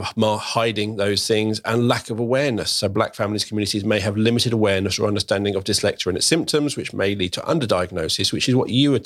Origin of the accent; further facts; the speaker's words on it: Croydon, London, United Kingdom; now in Berkshire, United Kingdom; I grew up in Croydon, very, very diverse, very, I loved it growing up. I now live over in Berkshire